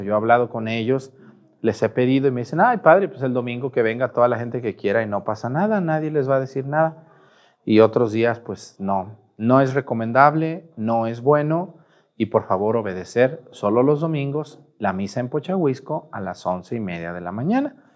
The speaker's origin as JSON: {"language": "Spanish", "town": "Mezticacán", "region": "Jalisco", "country": "Mexico", "tie": "born or raised there", "moved": "yes", "said": "Yo también a veces voy a mi pueblo, a Mestigacán"}